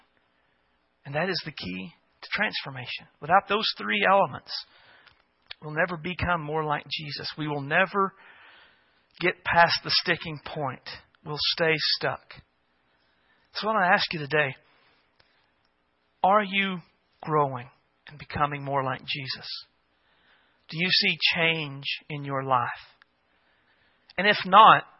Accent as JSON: {"language": "English", "country": "United States", "said": "us as American Christians"}